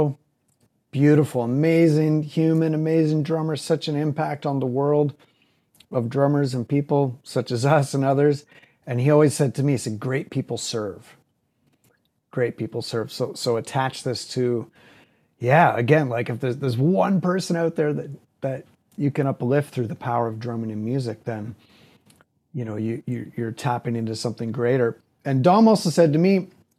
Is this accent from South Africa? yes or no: no; Barrie, Ontario, Canada; I grew up in Barrie, which was a small town, and I grew up there just north of Toronto.